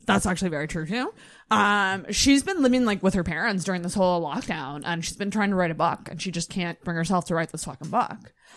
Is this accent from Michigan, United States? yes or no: yes; Mackinac, Michigan, United States; I'm from Mackinac